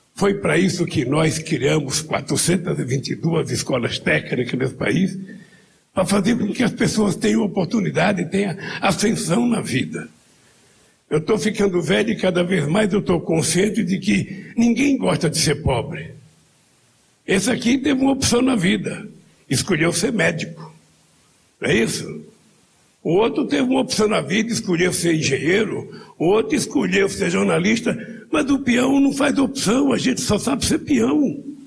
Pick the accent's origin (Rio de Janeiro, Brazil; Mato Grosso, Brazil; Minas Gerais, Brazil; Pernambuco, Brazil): Pernambuco, Brazil; não sou baiano, sou pernambucano